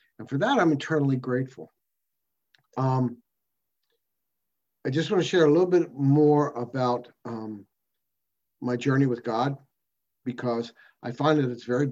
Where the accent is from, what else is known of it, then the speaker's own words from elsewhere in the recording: United States; I'm an alcoholic from America